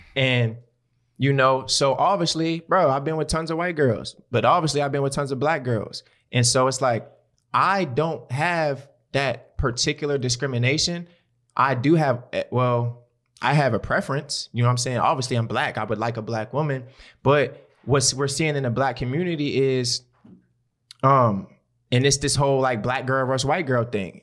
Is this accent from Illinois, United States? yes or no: no; Baltimore, Maryland, United States; I'm from West Baltimore. My people stay on the motherfucking east side.